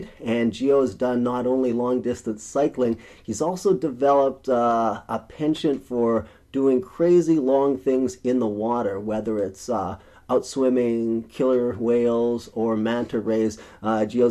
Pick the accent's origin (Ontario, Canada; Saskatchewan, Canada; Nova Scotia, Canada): Saskatchewan, Canada; rural; born or raised there